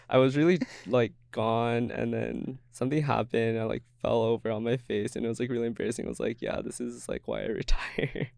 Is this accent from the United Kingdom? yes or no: no; Everett, Washington, United States; moved away as an adult; now in Seattle, United States; growing up in Everett, like, being colored